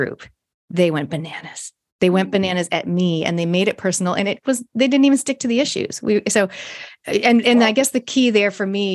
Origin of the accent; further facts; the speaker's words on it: Toronto, Ontario, Canada; I grew up in Canada, Toronto